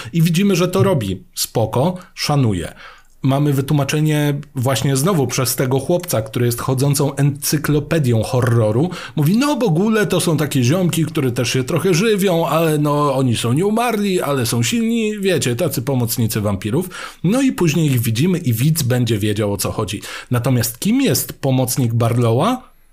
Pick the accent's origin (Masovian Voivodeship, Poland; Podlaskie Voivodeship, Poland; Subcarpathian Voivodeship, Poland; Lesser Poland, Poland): Subcarpathian Voivodeship, Poland; Mielec; kiedy ja byłem młodszy i szedłem do biblioteki u siebie w Mielcu